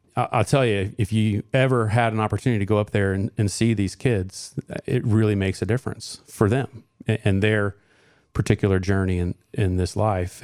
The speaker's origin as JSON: {"language": "English", "area": "Johnson County", "region": "Indiana", "country": "United States", "tie": "born or raised there", "said": "I grew up in Johnson County. I, I'm a graduate of Center Grove Community School Corporation"}